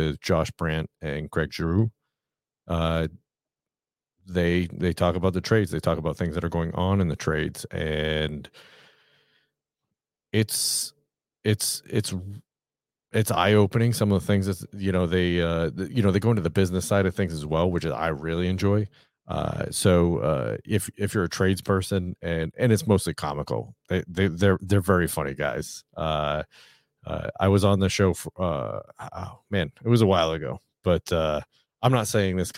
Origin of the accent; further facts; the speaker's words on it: New England, United States; I'm from New England